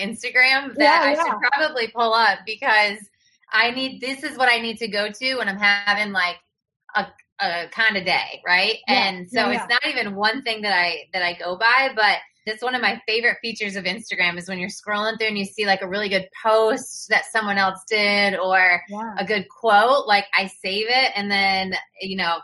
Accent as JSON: {"language": "English", "town": "Battle Creek", "region": "Michigan", "country": "United States", "tie": "born or raised there", "also_born_or_lived": "Naples, Florida", "moved": "as an adult", "said": "I grew up in Battle Creek, Michigan"}